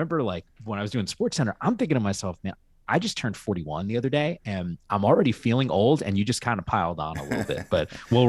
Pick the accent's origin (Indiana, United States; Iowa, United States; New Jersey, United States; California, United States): New Jersey, United States; Northern; I grew up in Northern New Jersey, so I would listen to WFAN